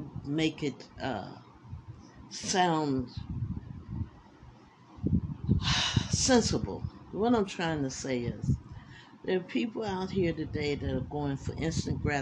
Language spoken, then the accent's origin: English; United States; I love this country. It's the only country I know